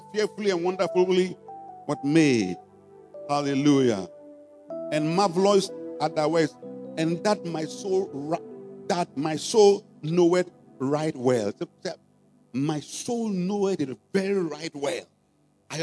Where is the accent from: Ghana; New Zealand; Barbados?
Ghana; we're Ghanaian